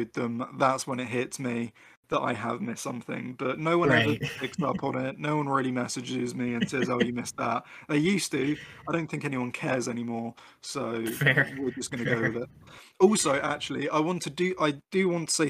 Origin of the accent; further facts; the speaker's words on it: United Kingdom; I'm British, not American.